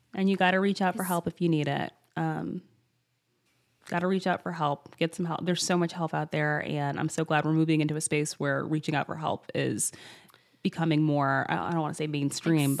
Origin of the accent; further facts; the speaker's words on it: Michigan, United States; We were grow- growing up in Michigan